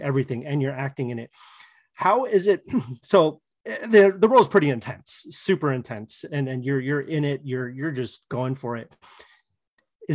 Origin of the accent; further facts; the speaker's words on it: Portland, Oregon, United States; I'm from Portland, Oregon